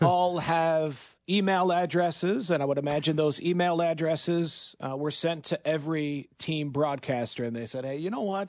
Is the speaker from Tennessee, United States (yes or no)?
no; Michigan, United States; moved away as an adult; also born or lived in Green Bay area; now in Kansas City, United States; I grew up in Michigan as a Detroit Lions fan